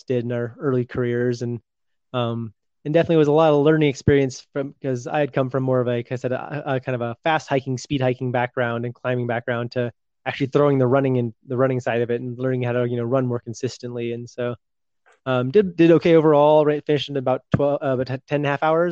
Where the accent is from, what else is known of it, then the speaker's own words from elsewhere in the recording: California, United States; also born or lived in San Francisco / San Diego; I grew up in California